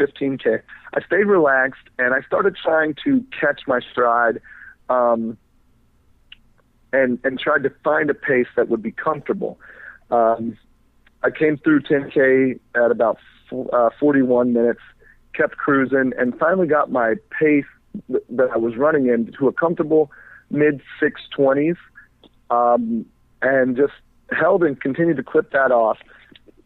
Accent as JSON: {"language": "English", "town": "Fort Lauderdale", "region": "Florida", "country": "United States", "said": "since I'm from Florida"}